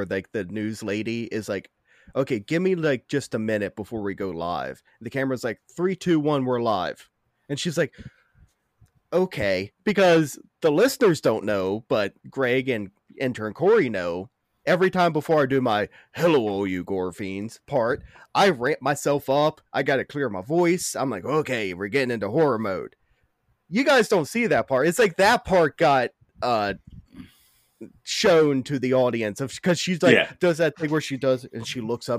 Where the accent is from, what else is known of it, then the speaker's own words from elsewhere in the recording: West Virginia, United States; moved away; also born or lived in Pennsylvania; I did not know I had an accent until I moved to Pennsylvania away from the South and those horrible redneck people, and people were like, you're not from around here, are you? Where are you from? I'd be like, West Virginia.